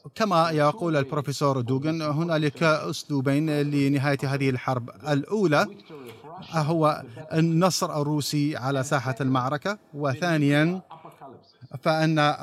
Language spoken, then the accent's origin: Arabic; Russia; لأنني لست مواطنا أمريكيا ولست أوروبيا أنا روسي